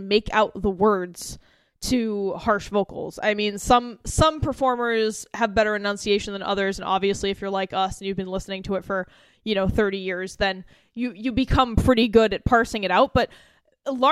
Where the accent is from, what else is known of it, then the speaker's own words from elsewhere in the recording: United States; my experience as being an American